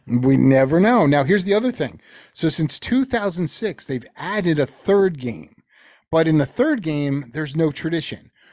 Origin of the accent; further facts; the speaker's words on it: Teaneck, New Jersey, United States; my hometown, we would play, and that's in Teaneck, New Jersey